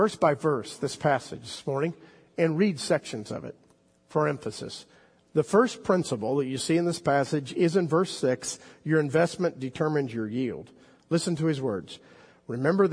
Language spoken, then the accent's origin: English; South Florida, United States; moved away; I grew up in South Florida